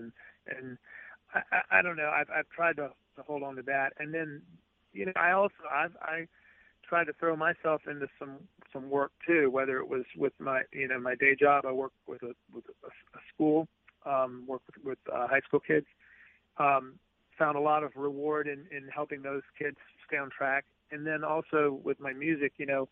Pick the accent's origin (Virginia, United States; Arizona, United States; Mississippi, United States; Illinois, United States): Mississippi, United States; Jackson; moved away as an adult; also born or lived in St. Louis, Missouri / Tupelo, Mississippi / Boston / New York; moved to Jackson when I was 10. So I came here in the fifth grade. I was here through high school